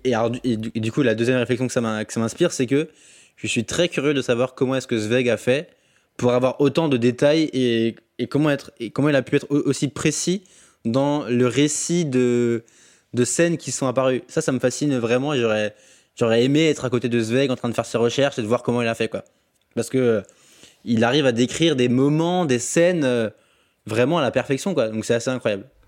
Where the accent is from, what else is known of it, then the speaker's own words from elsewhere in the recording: Alsace, Grand Est, France; je suis alsacien de base, donc j'ai grandi. En fait, j'habite j'habite près de Bâle et près de Fribourg